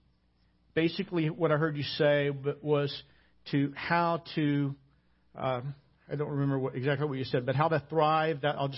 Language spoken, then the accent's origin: English; Arkansas, United States; moved away; also born or lived in Hawaii; I grew up in Arkansas